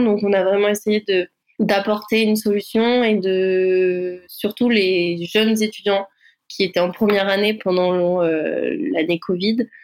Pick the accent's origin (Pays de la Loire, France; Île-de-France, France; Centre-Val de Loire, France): Pays de la Loire, France; Vendée; moved away as an adult; now in Bordeaux, France; je suis originaire de Vendée et je suis arrivée en études supérieures donc sur Bordeaux